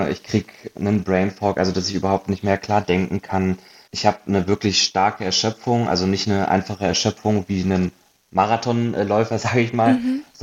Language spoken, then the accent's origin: German; Hanover, Lower Saxony, Germany; also born or lived in Munich; now in Berlin, Germany; zweieinhalb Jahren nach Berlin gezogen, habe äh, sieben Jahre in München gewohnt vorher und ursprünglich äh, komme ich aus Hannover